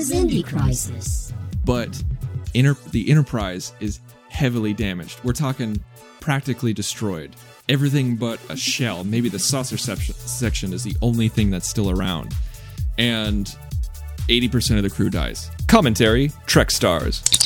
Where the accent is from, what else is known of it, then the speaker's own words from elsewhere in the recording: Alabama, United States; I'm from Alabama.